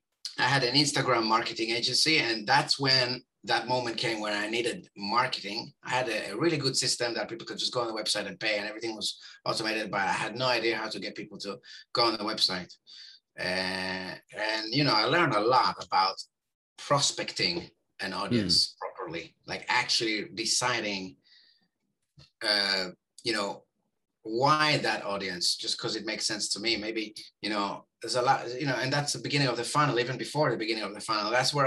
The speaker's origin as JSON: {"language": "English", "country": "Israel", "tie": "born there", "said": "And I was born in Israel, home of the system circumventers."}